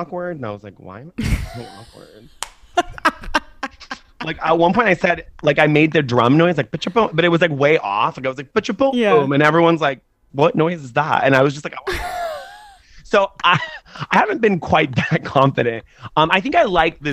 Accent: Laguna Beach, California, United States; also born or lived in Orange County; I was born in Orange County. I grew up in Laguna Beach

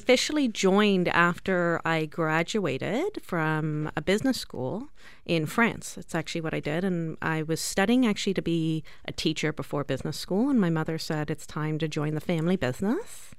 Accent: South Africa; now in Canada; the whole family, including the two of us that you see in front of you, are born, raised in South Africa.

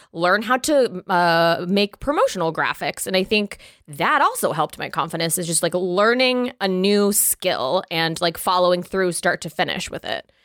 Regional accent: the border of Florida and Georgia, the South, United States; I was raised in the South

